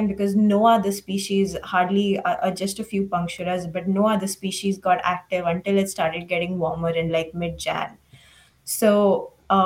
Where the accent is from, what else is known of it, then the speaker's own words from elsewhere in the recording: Mumbai, Maharashtra, India; moved away as an adult; also born or lived in Uttar Pradesh; now in United States; growing up in Mumbai